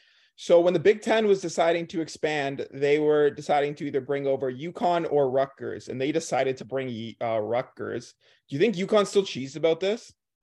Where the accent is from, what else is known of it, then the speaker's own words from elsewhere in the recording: Canada; growing up in Canada